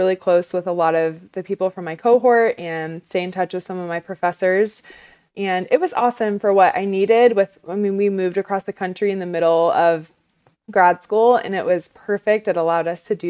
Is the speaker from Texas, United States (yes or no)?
yes; Dallas, Texas, United States; moved away as an adult; also born or lived in South Carolina / Illinois; now in Arizona, United States; I am originally from Dallas, Texas, and I'm a very proud Texan.